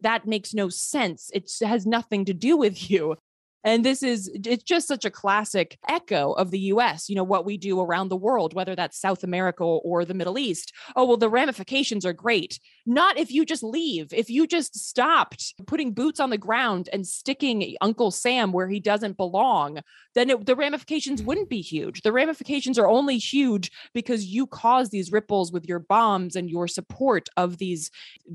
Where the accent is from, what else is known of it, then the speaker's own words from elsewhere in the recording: Sweden; moved away; I grew up partially in Sweden. I'm a Swedish citizen